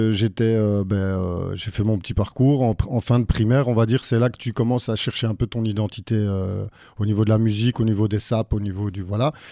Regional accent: Brussels, Brussels-Capital Region, Belgium; Bruxellois pure souche. Pure Mais mon père est français.

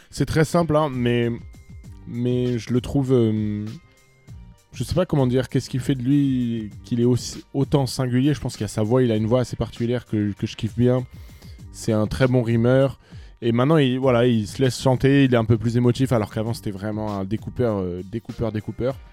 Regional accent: France; je suis un Français, évidemment.

